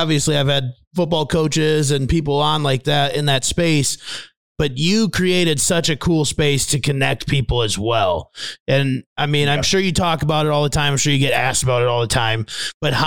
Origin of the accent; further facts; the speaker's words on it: Fairmont, Minnesota, United States; my hometown of Fairmont, Minnesota